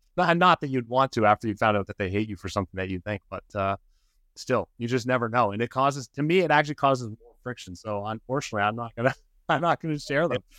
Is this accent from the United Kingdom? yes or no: no; Canada; moved away as an adult; now in Occidental, United States; I'm, I'm from Canada.